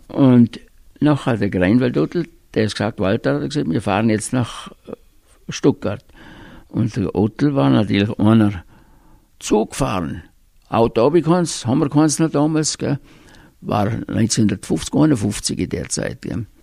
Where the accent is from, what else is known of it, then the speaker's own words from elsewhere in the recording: Höfen, Tyrol, Austria; ich bin aufgewachsen in Höfen bei Reute